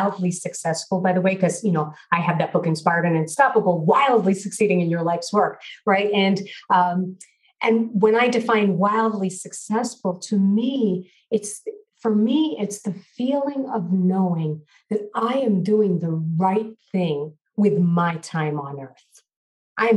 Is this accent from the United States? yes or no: yes; New York City, New York, United States; I grew up in Brooklyn, New York, and my family was Orthodox Jewish.